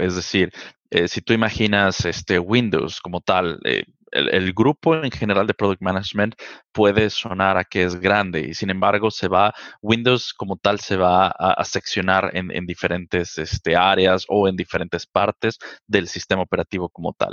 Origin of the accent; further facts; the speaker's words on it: Mexico City, Mexico; Yo soy originario de la Ciudad de México, eh, nací y crecí allá prácticamente toda mi vida